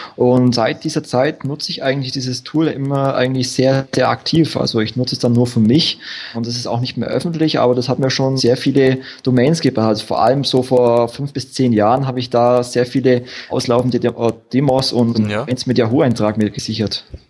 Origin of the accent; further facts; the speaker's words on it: Wertingen, Bavaria, Germany; geboren bin ich im schönen, beschaulichen und schwäbischen Wertingen